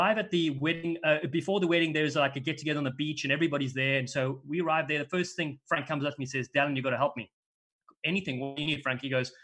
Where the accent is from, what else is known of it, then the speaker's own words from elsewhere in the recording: South Africa; now in California, United States; Me growing up in South Africa, I played center when I was a bit younger